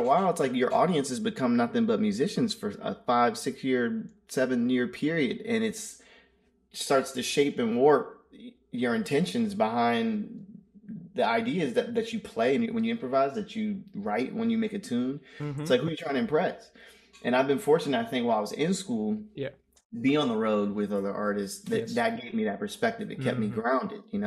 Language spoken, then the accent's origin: English; Maryland, United States; I'm from Maryland